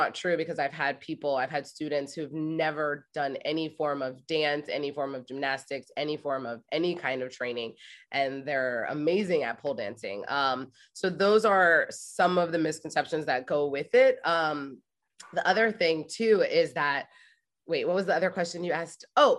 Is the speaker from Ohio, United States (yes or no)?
yes; Ohio, United States; And I moved to New York City from Ohio. Like I graduated from Ohio State.